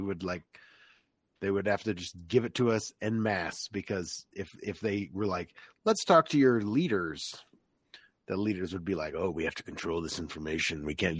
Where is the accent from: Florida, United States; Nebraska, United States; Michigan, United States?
Florida, United States; Orlando; moved away; growing up in Florida, like I knew what the sticks was, you know, like I knew what rural Florida looked like compared to, you know, my very suburban upbringing in Orlando.